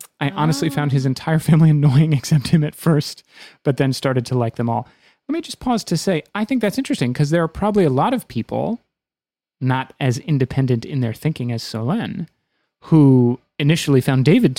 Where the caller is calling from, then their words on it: France; I'm listening from France.